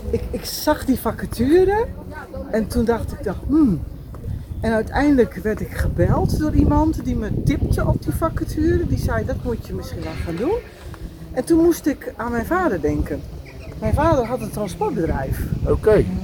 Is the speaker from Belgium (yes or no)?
no; Groningen, Netherlands; accent: Groningen; En ik woon, zoals je misschien wel aan mijn accent kunt horen, in eh, Groningen, in Zuidhorn.